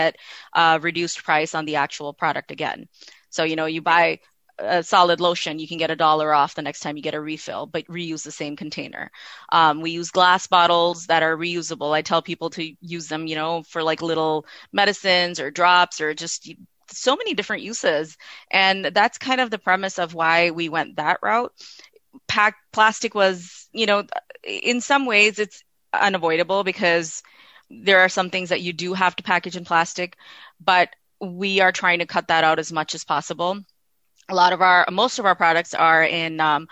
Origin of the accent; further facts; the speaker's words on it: Midwest, United States; moved away; also born or lived in Pakistan / Canada; I'm Pakistani by birth. I was born in Pakistan, but I was raised here in the Midwest and then in Canada